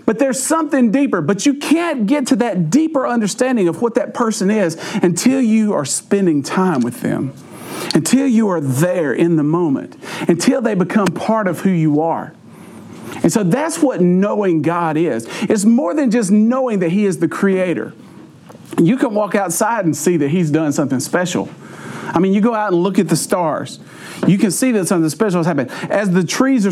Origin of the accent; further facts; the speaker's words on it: Alabama, United States; We're from Alabama.